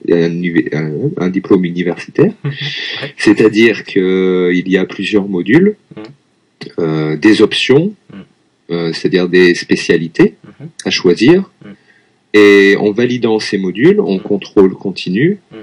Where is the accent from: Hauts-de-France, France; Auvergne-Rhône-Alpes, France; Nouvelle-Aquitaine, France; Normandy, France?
Auvergne-Rhône-Alpes, France; Lyon; moved away as an adult; now in Tokyo, Japan; je suis français, je viens de Lyon, en France